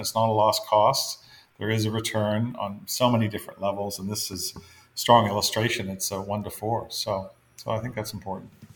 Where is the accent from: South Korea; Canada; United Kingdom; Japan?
Canada; Fredericton, New Brunswick; moved away as an adult; I was born in Fredericton, absolutely. grew up, I grew up in Fredericton.